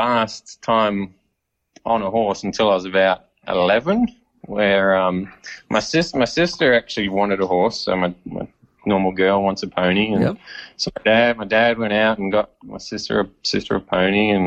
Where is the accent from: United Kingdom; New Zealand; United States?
New Zealand; now in Australia; I'm obviously from New Zealand originally, and we moved around quite a bit and lived in town